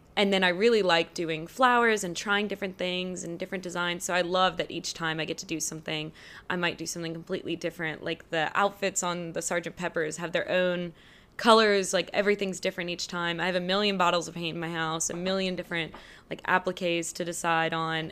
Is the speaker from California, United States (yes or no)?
no; Baton Rouge, Louisiana, United States; painter from Baton Rouge, Louisiana